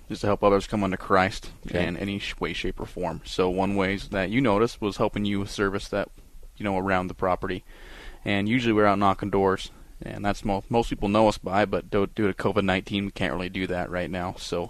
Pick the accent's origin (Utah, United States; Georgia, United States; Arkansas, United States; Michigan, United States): Utah, United States; I'm actually from Utah.